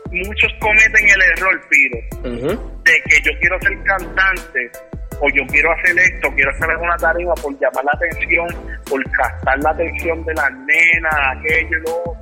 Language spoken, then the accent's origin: Spanish; Puerto Rico; nosotros los boricuas tenemos que ver mucho tanto en inglés como en español con la cultura hip hop.